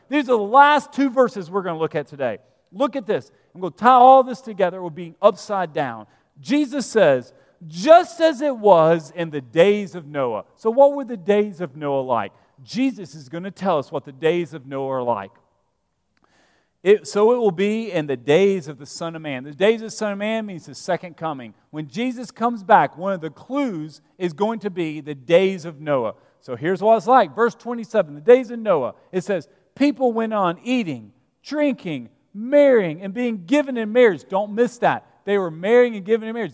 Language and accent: English; Vestavia Hills, Alabama, United States; moved away; I'm from Alabama. I'm from a little town called Vestavia Hills